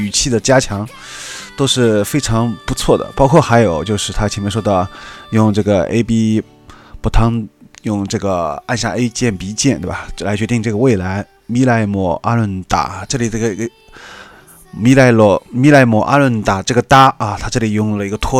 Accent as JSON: {"language": "Chinese", "country": "China", "said": "作为一个中国人来说，你可以完全完全听不懂他的一句日文歌词"}